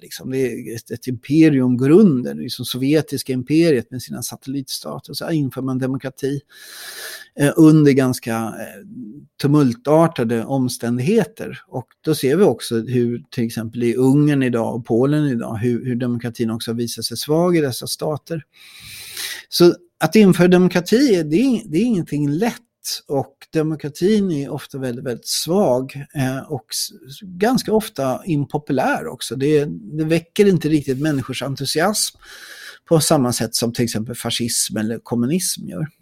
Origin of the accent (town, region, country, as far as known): Sweden